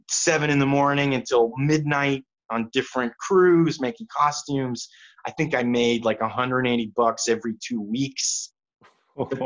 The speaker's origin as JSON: {"language": "English", "town": "Kansas City", "region": "Missouri", "country": "United States", "tie": "born or raised there", "also_born_or_lived": "Fort Worth, Texas", "said": "we moved up here when I was 9. So I'm from here"}